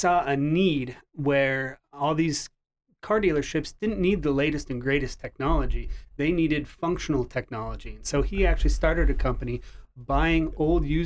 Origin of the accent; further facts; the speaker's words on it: Cumming, Iowa, United States; I'm actually originally from Cumming, Iowa